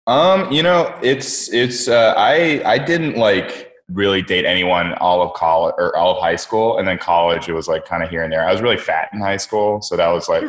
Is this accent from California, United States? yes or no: yes; San Francisco Bay Area, California, United States; now in New York, United States; I'm actually from the West Coast, from the Bay Area. Um, yeah, like San Francisco Bay Area